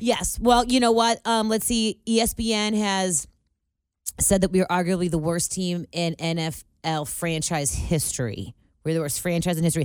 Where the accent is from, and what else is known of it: Cincinnati, Ohio, United States; born or raised there